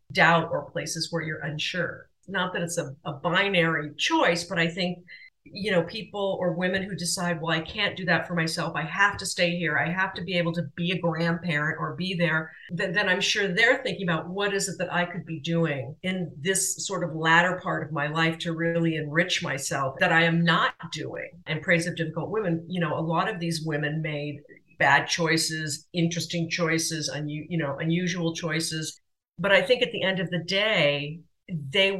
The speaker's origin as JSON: {"language": "English", "region": "Southern California", "country": "United States", "tie": "born or raised there", "moved": "as an adult", "lives_now": "France", "said": "I grew up in Southern California"}